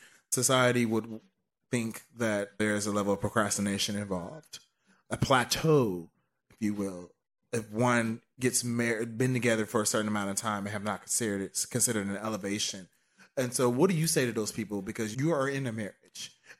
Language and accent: English; Dallas, Texas, United States; I don't claim that I live... I'm from Dallas.